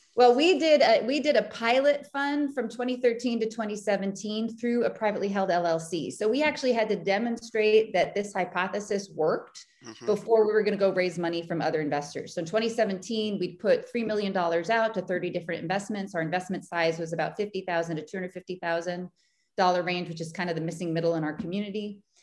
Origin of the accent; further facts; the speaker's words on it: Boston, Massachusetts, United States; I'm from Boston. I still live in Boston. I have left, but I've come back